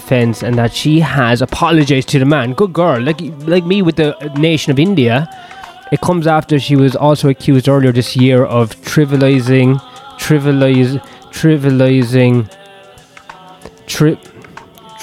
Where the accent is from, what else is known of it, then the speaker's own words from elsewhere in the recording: Ireland; As an Irishman